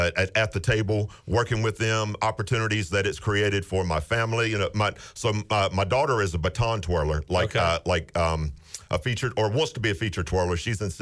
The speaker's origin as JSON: {"language": "English", "region": "the South", "country": "United States", "tie": "born or raised there", "said": "You know, growing up in the South, I was always a Braves fan."}